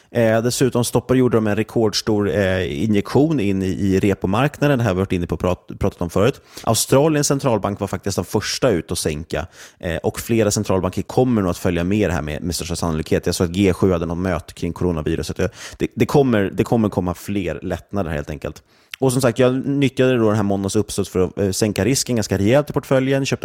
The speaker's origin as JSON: {"language": "Swedish", "country": "Sweden", "said": "framförallt tycker jag att det är svårt som svensk investerare att få exponering mot det."}